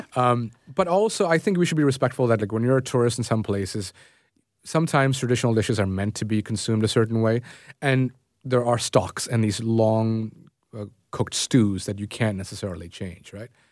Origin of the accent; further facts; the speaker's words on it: Toronto, Ontario, Canada; I grew up in Scarborough